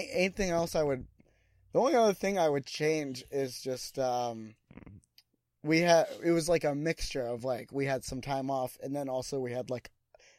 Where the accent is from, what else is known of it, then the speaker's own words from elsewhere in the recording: Phoenix, Arizona, United States; because we're both from Phoenix.